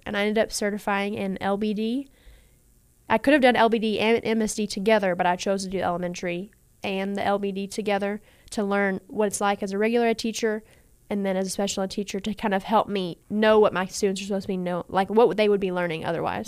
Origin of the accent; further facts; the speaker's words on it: Owensboro, Kentucky, United States; I grew up in Owensboro.